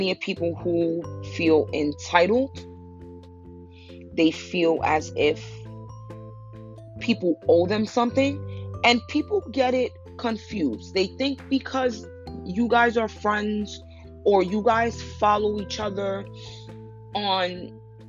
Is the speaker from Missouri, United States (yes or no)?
no; New York, United States; I'm from New York.